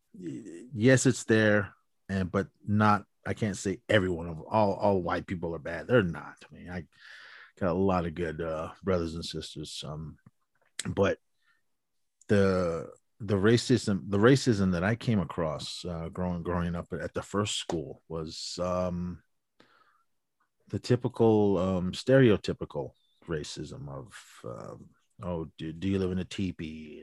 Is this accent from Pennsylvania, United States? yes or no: no; Oakland, California, United States; moved away; also born or lived in Navajo Nation reservation; I was born and raised in, um, Oakland, California, on the east, east, ugh, east side